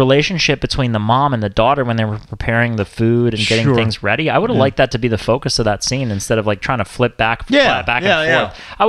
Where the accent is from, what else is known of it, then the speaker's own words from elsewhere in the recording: United States; from my perspective as an American